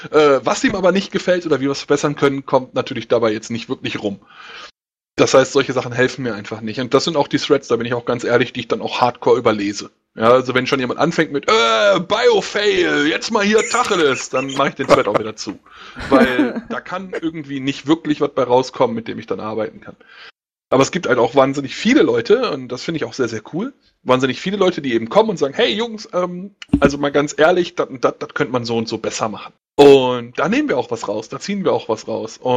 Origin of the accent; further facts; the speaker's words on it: North Rhine-Westphalia, Germany; Ich bin aus dem Ruhrpott, da redet man nun mal so.